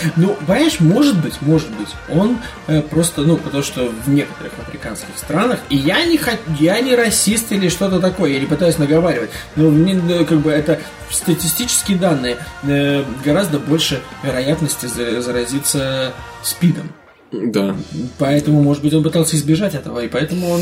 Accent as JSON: {"language": "Russian", "town": "Riga", "country": "Latvia", "tie": "born or raised there", "said": "Из моего родного города, из Риги"}